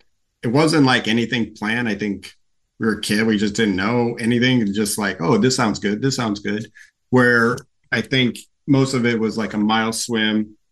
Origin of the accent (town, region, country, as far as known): Oregon, United States; born or raised there; moved away as an adult; also born or lived in Denver, Colorado / Golden, Colorado / Salem, Oregon / Bend, Oregon; now in Orange County, United States